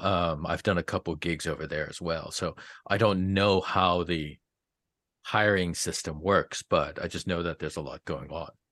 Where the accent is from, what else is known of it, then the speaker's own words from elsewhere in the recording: East Coast, United States; now in Los Angeles, United States; I grew up on the East Coast